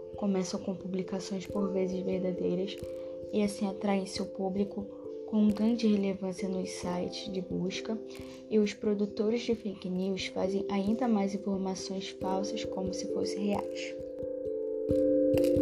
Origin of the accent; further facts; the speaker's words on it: Rio de Janeiro, Brazil; sou de Vila Paciência, Santa Cruz